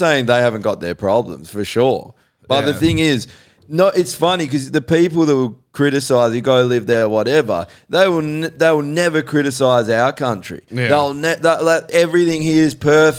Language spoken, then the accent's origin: English; Australia